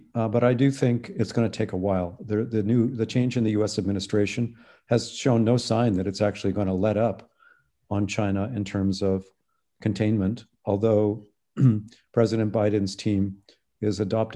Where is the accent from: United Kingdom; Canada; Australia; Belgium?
Canada; now in United States; I'm Canadian